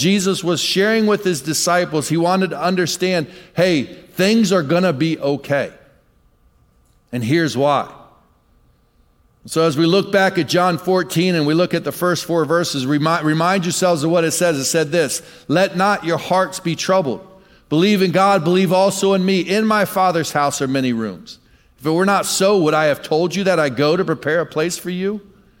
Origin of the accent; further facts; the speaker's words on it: Michigan, United States; Many times, well, I'm from Michigan. My dad was in the ministry. My dad was a pastor. I moved every couple years for a lot of my life.